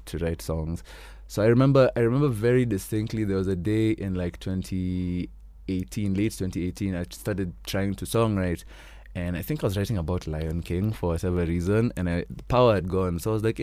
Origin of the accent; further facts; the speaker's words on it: Kenya; me being the Kenyan I am